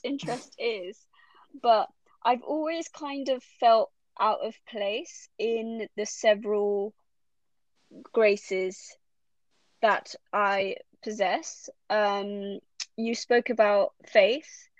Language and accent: English; London, United Kingdom; I'm Bengali, but I was brought up in London